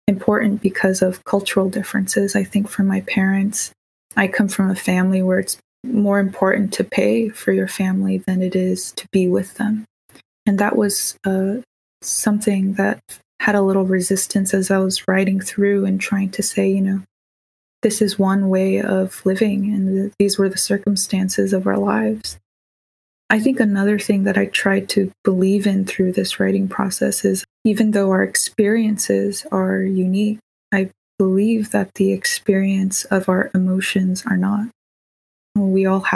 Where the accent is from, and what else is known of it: Bay Area, California, United States; born or raised there; also born or lived in Davis, California